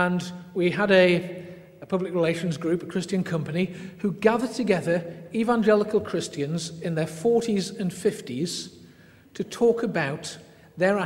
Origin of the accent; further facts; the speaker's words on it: England, United Kingdom; I'm English